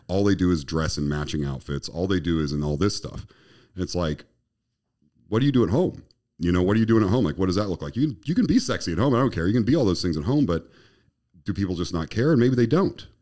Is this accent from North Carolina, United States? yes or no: no; Colorado, United States; moved away; where I was raised in Colorado